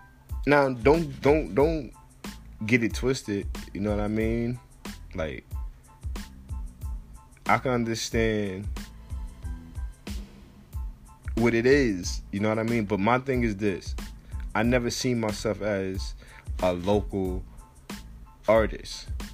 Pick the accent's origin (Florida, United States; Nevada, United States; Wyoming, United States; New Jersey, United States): New Jersey, United States; I'm from New Jersey, so I know what I like.